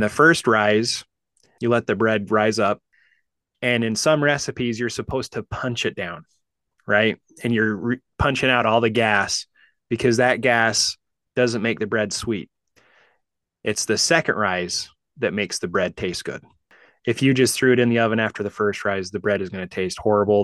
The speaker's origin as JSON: {"language": "English", "region": "Utah", "country": "United States", "tie": "born or raised there", "moved": "yes", "lives_now": "Kansas City, United States", "said": "I grew up in Utah"}